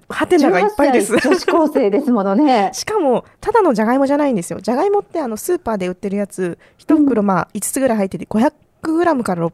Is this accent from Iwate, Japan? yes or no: no; Hokkaido, Japan; 私、北海道出身なんですけど